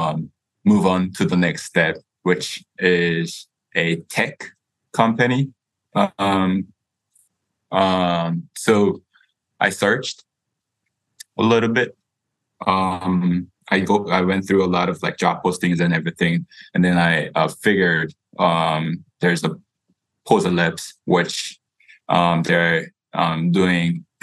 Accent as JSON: {"language": "English", "country": "South Korea", "tie": "born or raised there", "also_born_or_lived": "United States", "moved": "as an adult", "said": "I was born and raised in Korea the whole time. And then I went to the States for college."}